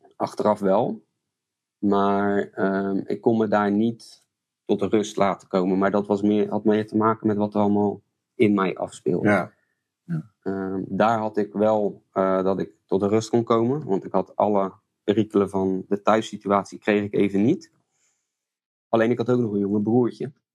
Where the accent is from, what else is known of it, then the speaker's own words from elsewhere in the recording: Goudswaard, South Holland, Netherlands; also born or lived in Rotterdam; now in Strijen, Netherlands; En dat werd Goudswaard. En daar ben ik eigenlijk eh, opgegroeid, deels. En deels in Rotterdam